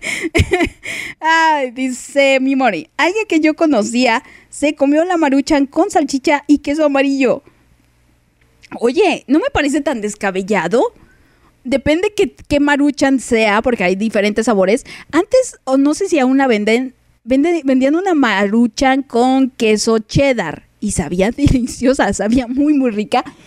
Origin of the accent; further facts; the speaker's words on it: Mexico; como buena mexicana